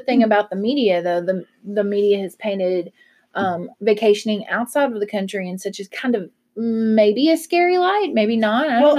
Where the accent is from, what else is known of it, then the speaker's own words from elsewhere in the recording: the South, United States; I'm from the South and, you know, from a white family